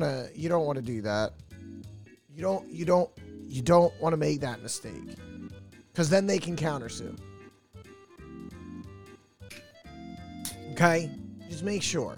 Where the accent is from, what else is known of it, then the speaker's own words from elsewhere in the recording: United States; as an American